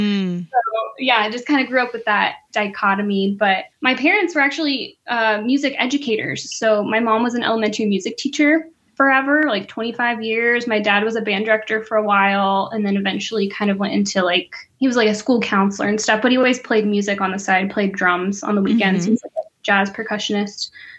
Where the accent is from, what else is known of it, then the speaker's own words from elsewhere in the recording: Dallas, Texas, United States; moved away as an adult; also born or lived in Denton, Texas / Madison, Wisconsin / Pensacola, Florida; now in Kent, Ohio, United States; So I'm originally from Dallas, Dallas, not a suburb. That's important. I'm just kidding. But yeah, I grew up in Texas and I kind of had an interesting upbringing just being biracial. So on my dad's side, I'm Mexican American